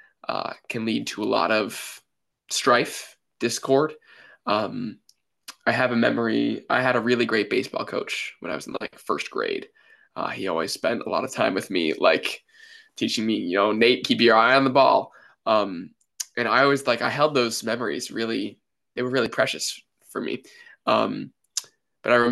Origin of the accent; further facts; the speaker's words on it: Brunswick, Maine, United States; I was born and raised in Brunswick, Maine